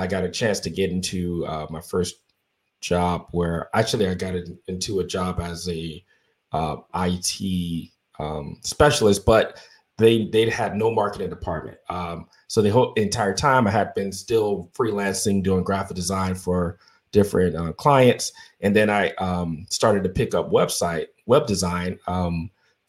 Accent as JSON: {"language": "English", "town": "Miami", "region": "Florida", "country": "United States", "tie": "born or raised there", "moved": "as an adult", "lives_now": "Central Florida, United States", "said": "I'm from Miami, Florida. Born and raised, of course, in Dade County specifically."}